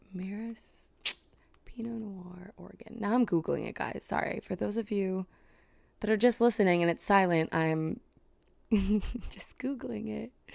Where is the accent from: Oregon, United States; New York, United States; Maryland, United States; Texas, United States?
New York, United States; now in New Jersey, United States; I was born in Manhattan, moved out to a suburb in Jersey